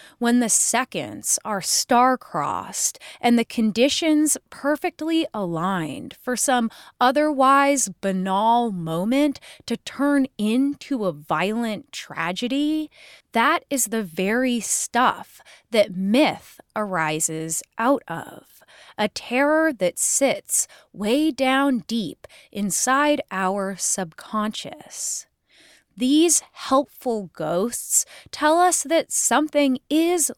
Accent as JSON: {"language": "English", "area": "Puget Sound", "region": "Washington", "country": "United States", "tie": "born or raised there", "said": "in my hometown. One night when I was a teenager, I was at a gathering on the hidden train tracks beside the salty swamp of the Puget Sound"}